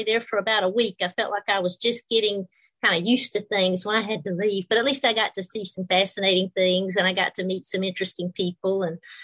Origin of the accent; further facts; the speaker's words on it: Georgia, United States; moved away as an adult; also born or lived in New Orleans, Louisiana / Palo Alto, California; I'm originally from Georgia in the United States